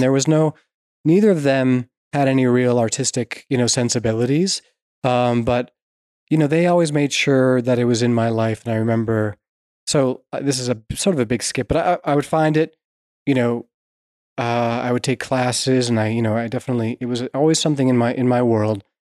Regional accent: Vermont, United States; I grew up in Vermont and loved the lakes and rivers

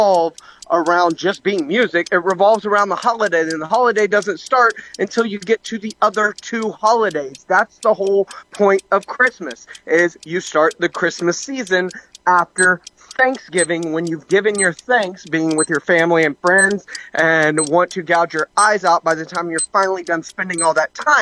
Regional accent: United States; as Americans, we should love. Like, that's part of being an American

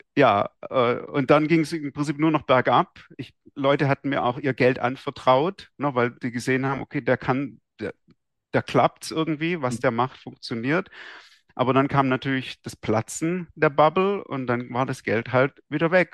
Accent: Esslingen am Neckar, Baden-Württemberg, Germany; ich bin in Esslingen aufgewachsen, bei, mhm. am Neckar, bei Stuttgart

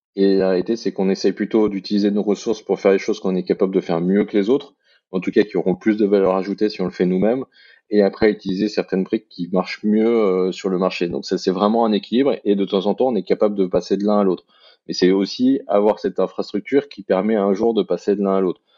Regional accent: France; now in Belgium; je suis un Français qui mhm. vit en Belgique

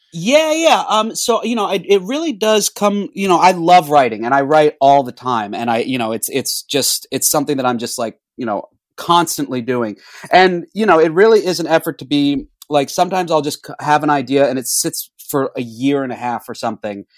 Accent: Orlando, Florida, United States; now in Los Angeles, United States; I'm from Orlando, Florida, and I uh, grew up making movies.

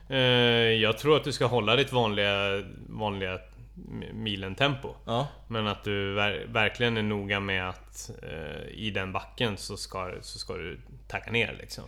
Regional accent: Stockholm, Stockholm County, Sweden; för mig som stockholmare

